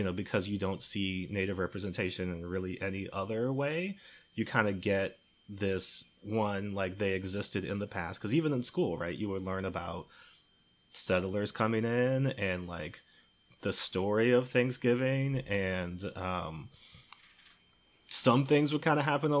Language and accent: English; Maryland, United States; I grew up in Maryland, but my family's from Chicago